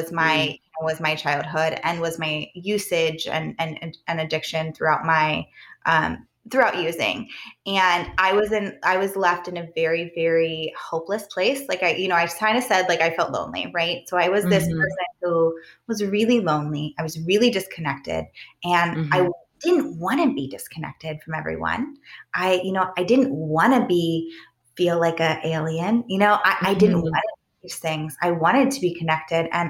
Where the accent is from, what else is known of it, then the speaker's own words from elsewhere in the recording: Southern Ohio, United States; also born or lived in Arizona / Idaho / New Mexico / South Lake Tahoe, California; now in Western Pennsylvania, United States; I grew up in Southern Ohio, but I actually just moved here 5 years ago from South Lake Tahoe, California